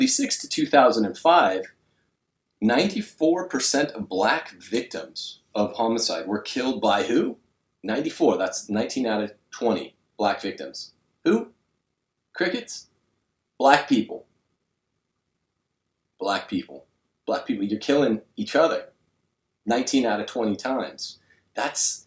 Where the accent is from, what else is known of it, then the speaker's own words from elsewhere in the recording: Texas, United States; 16 years old, growing up in Texas